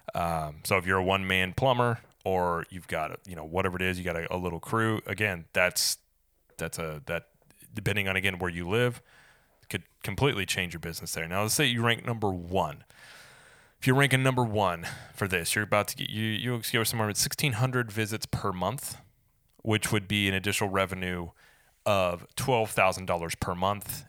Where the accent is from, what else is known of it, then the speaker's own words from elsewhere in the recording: Springfield, Missouri, United States; now in Saint Augustine, United States; I'm from Springfield, Missouri